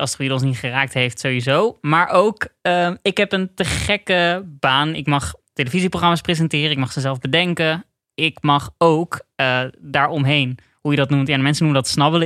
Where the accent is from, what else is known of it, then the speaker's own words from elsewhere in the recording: Netherlands; Als Nederlander